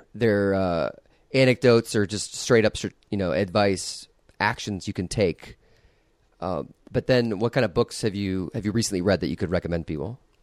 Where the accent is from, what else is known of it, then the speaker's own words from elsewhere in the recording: Iowa, United States; I grew up in Iowa.